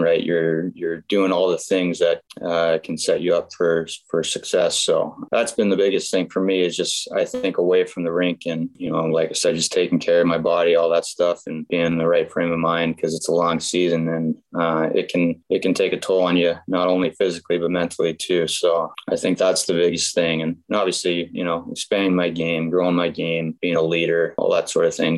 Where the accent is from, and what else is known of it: Grand Forks, North Dakota, United States; born or raised there